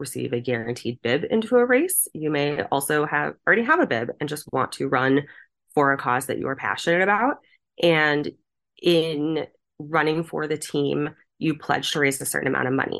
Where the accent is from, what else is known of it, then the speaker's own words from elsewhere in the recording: Boston, Massachusetts, United States; I am from Boston. I am an East Coast representative, or Northeast Coast.